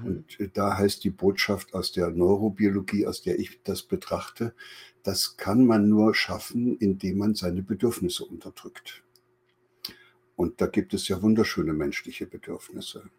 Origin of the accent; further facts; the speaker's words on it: East Germany, Germany; in der damaligen DDR, wo ich groß geworden bin